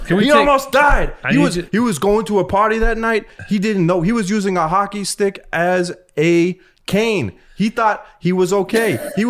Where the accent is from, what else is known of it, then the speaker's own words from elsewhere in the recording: East Coast, United States; Nah, I grew up on the East Coast.